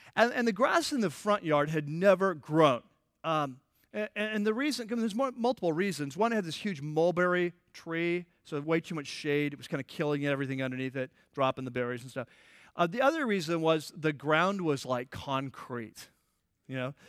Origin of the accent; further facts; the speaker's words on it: United States; also born or lived in California; our country, United States